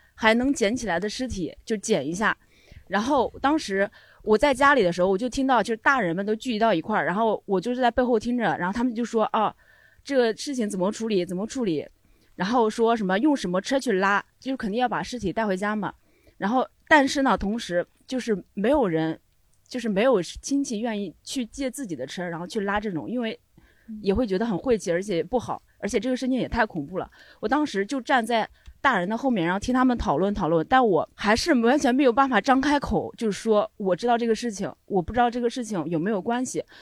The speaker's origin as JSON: {"language": "Chinese", "region": "Henan", "country": "China", "said": "我们家，就是河南的冬天会有很多雾"}